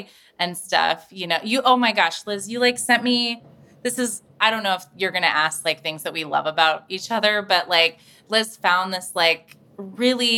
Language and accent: English; Meadow Lakes, Alaska, United States; moved away; I say I'm from the Meadow Lakes area because as we were talking about, Wasilla has a reputation. All my family still lives up there